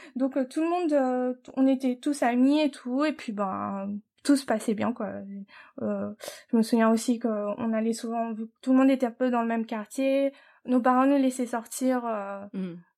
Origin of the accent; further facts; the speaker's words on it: Paris, Île-de-France, France; moved away as an adult; now in United States; je suis française. Euh, je suis née à Paris, de parents d'origine asiatique